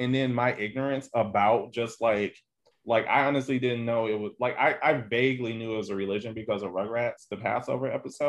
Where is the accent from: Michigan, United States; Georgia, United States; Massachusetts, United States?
Michigan, United States; Detroit; growing up in Detroit, I knew very little about Jewish people